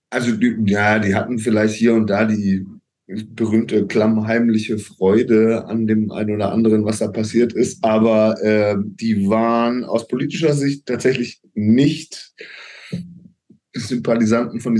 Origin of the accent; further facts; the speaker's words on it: Kempten, Bavaria, Germany; also born or lived in Augsburg; ich bin geboren in Augsburg und wir haben dann aber in Kempten gelebt.